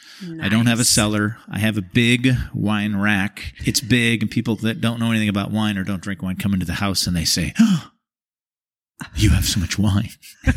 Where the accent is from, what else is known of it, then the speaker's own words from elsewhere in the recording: Seattle, Washington, United States; moved away as an adult; also born or lived in San Francisco, California; I'm from Seattle.